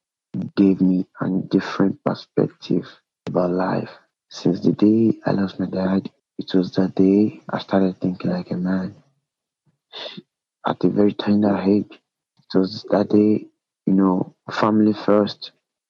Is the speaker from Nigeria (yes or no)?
yes; Nigeria; being in Nigeria. Being a Nigerian, being born in a country